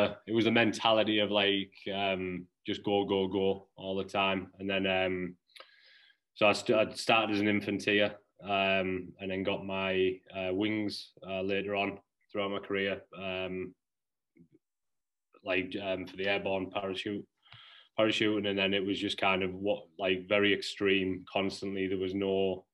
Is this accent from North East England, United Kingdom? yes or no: yes; Middlesbrough, North East England, United Kingdom; moved away as an adult; also born or lived in New Jersey / Cape Cod, Massachusetts; now in Massachusetts, United States; I'm from Middlesbrough in the northeast of England